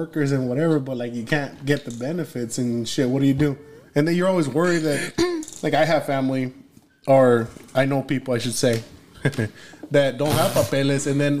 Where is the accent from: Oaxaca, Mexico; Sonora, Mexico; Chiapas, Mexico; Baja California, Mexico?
Sonora, Mexico; Nogales; moved away; Yeah, I was born here, but I was raised in Nogales, Sonora.